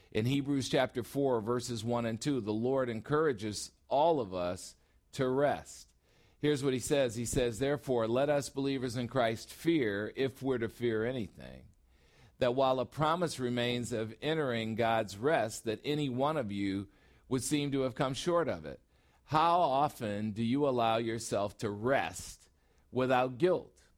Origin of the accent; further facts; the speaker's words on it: Chicago, Illinois, United States; now in Phoenix, United States; I'm a Chicagoan and now I'm in Phoenix